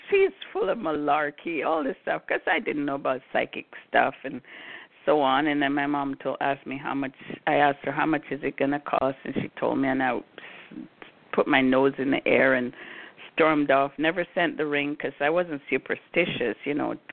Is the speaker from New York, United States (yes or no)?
yes; Brooklyn, New York, United States; also born or lived in Jamaica; I grew up in New York City. I grew up in Brooklyn. I was born in Jamaica, grew up in Brooklyn.